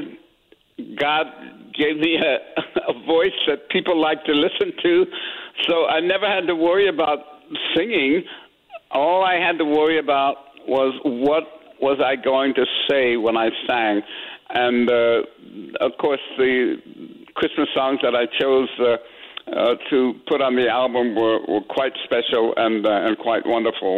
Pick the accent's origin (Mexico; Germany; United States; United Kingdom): United States; San Francisco, California; I grew up in San Francisco